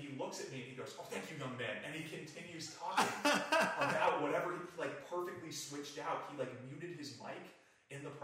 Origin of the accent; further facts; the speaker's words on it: New Jersey, United States; moved away as an adult; also born or lived in Kearney, Nebraska; now in Reading, United States; when I was growing up in New Jersey